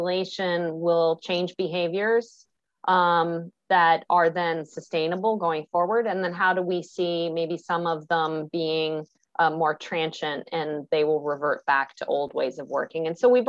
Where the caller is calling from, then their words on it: Virginia, United States; I am in the beautiful Northern Virginia area, so just outside DC, and have been here for quite some time, and happy to be with you.